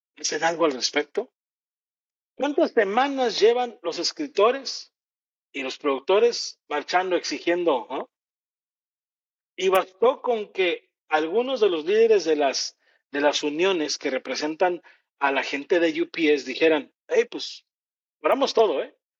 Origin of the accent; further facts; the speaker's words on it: Mexico; como mexicano